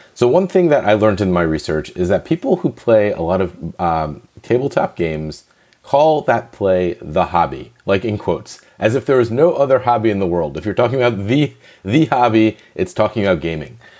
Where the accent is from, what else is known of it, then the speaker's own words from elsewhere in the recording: New Jersey, United States; moved away; I'm East Coast and I was born in New Jersey.